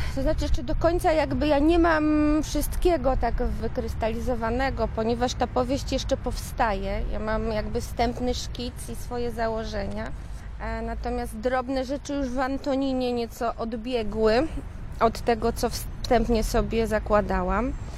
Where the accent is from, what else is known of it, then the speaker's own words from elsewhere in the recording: Szczecin, West Pomeranian Voivodeship, Poland; moved away; also born or lived in Poznań; pochodzę z Niebuszewa